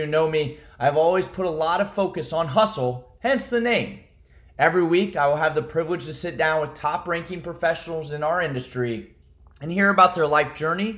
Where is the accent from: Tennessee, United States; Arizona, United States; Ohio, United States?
Ohio, United States; I'm from Ohio